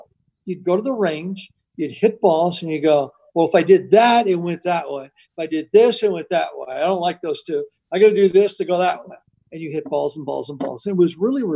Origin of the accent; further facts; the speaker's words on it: Garden Grove, California, United States; also born or lived in Riverside, California; We moved from Garden Grove, California to Riverside